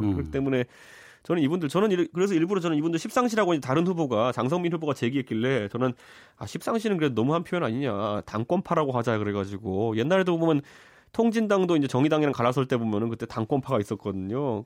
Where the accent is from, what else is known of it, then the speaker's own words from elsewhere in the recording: Seoul, South Korea; 제가 이제 고향이 서울 상계동인데